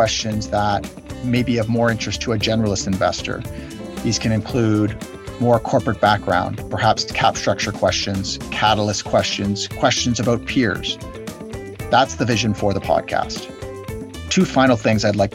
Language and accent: English; Canada; I'm a Canadian